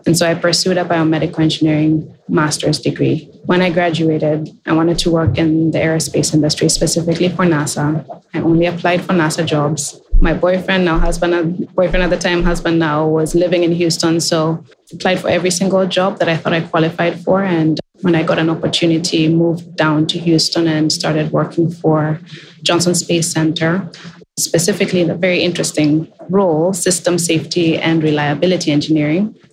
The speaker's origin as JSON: {"language": "English", "country": "Kenya", "tie": "born or raised there", "moved": "as an adult", "lives_now": "United States", "said": "as a young girl, I grew up in Kenya"}